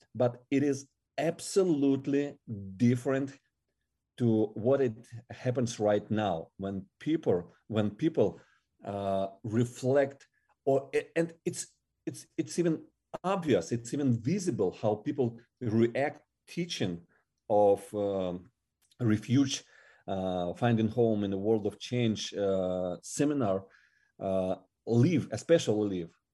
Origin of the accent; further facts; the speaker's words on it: Siberia, Russia; English is a second language; moved away as an adult; now in Ukraine; I was born in Russia and, and I was uh, growing there till, uh, twenty-five